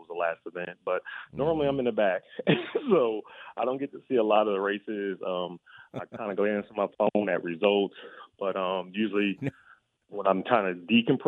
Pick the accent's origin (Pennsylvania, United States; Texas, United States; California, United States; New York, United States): New York, United States; Rochester; my hometown of Rochester, New York